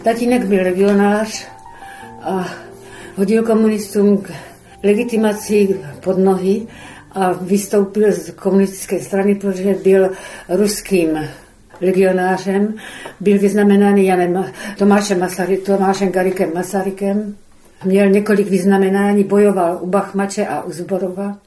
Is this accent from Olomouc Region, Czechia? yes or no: yes; Olomouc, Olomouc Region, Czechia; narodila jsem se v Olomouci, byla jsem učitelkou.